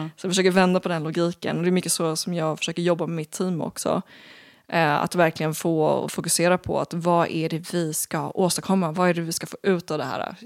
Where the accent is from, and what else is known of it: Sweden